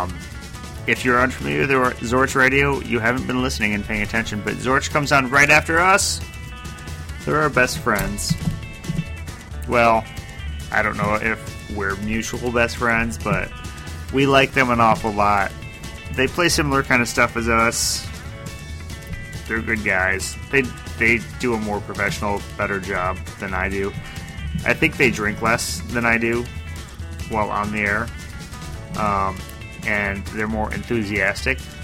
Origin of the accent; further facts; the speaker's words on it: United States; I'm too American